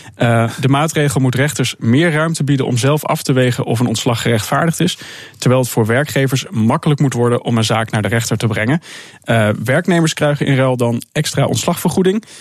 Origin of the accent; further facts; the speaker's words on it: Salland, Overijssel, Netherlands; Waar ik vandaan kom